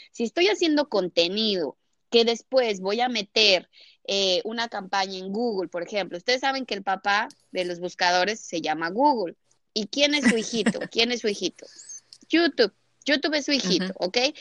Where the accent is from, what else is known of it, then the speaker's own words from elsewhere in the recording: Mexico; also born or lived in Brazil / United States; now in Miami, United States; yo soy mexicana, eh, soy mexicana